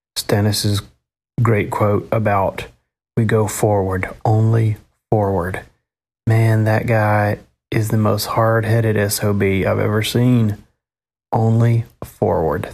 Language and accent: English; the South, United States; accent: Southern; my Southern accent coming out